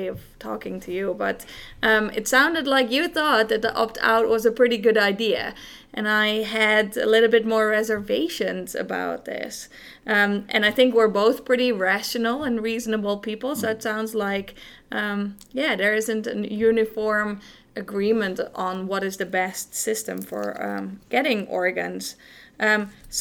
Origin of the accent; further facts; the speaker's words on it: Netherlands; now in Grand Rapids, United States; I'm not from here. I was originally born in the Netherlands